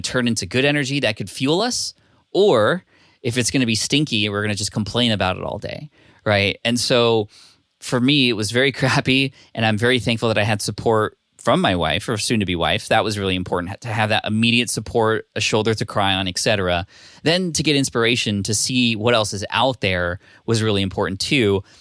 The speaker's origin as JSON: {"language": "English", "region": "California", "country": "United States", "tie": "born or raised there", "also_born_or_lived": "Connecticut / Berkeley", "lives_now": "San Diego, United States", "said": "I spent most of my life in California, but I was born in Connecticut."}